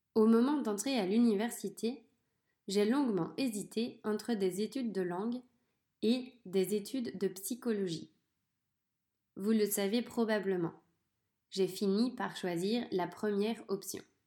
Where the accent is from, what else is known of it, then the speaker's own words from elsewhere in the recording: France; je suis née en France, dans un petit village. J'ai grandi avec mon frère et ma sœur.